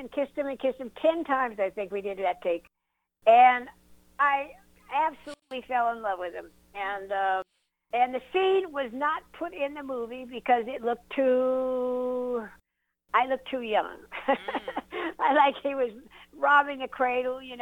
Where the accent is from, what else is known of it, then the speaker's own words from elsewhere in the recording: South Dakota, United States; moved away; I was raised in South Dakota